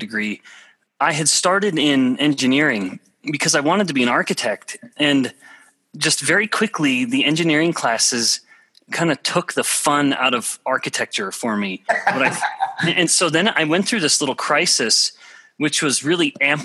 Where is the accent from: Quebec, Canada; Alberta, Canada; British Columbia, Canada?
Alberta, Canada; moved away as an adult; also born or lived in Russia; I'm from a very small town in Alberta, Canada, population about 1,000 people